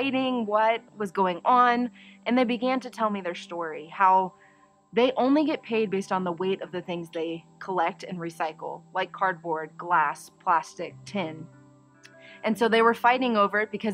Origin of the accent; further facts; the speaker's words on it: Dayton, Ohio, United States; I was born and raised in Dayton, Ohio.